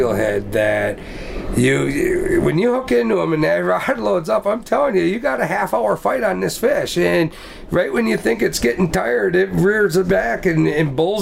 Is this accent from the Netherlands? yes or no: no; Sheboygan, Wisconsin, United States; Born and raised in Sheboygan, Wisconsin